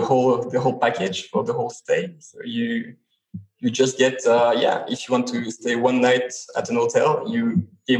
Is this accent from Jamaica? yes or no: no; Switzerland; I come from Switzerland